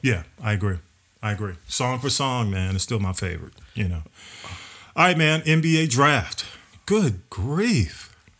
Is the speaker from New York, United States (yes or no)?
no; Atlanta, Georgia, United States; I was over on North Avenue